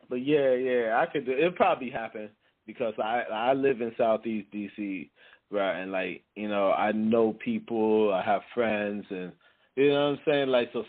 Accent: Jamaica; because I'm not originally from here, I'm Jamaican, you know what I mean?

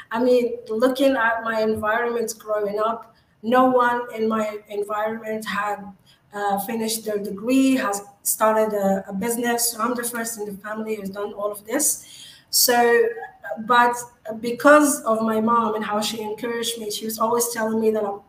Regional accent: Agadir, Souss-Massa, Morocco; now in Dubai, United Arab Emirates; So I'm Moroccan. I'm from Morocco, and I was born in a small city called Agadir

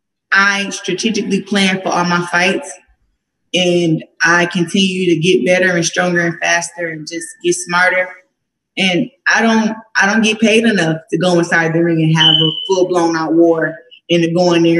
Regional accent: Flint, Michigan, United States; my hometown

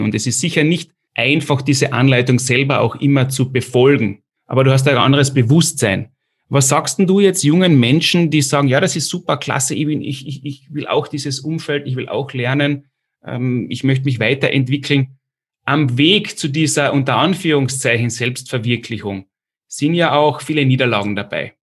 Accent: Austria; ich komme auch aus dem kleinen Österreich

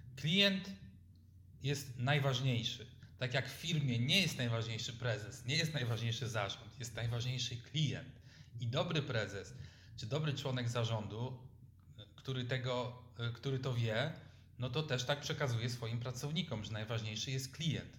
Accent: Lubań, Lower Silesian Voivodeship, Poland; Ja pochodzę z Lubania na Dolnym Śląsku

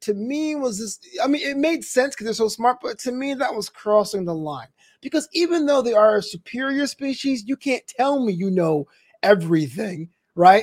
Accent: New York, United States; I am from New York

